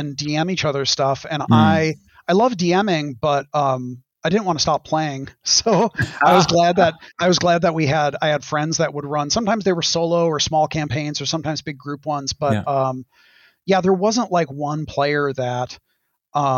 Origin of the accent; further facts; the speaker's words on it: Wisconsin, United States; I grew up in Wisconsin. So like 30 minutes from Lake Geneva